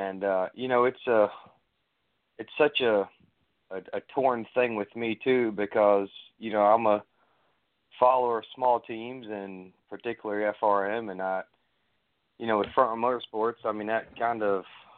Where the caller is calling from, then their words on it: Raleigh, North Carolina, United States; Hey there … out of Raleigh, North Carolina.